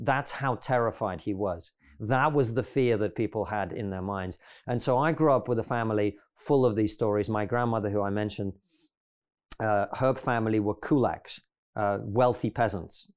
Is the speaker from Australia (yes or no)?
no; Russia; now in United Kingdom; I grew up in the Soviet Union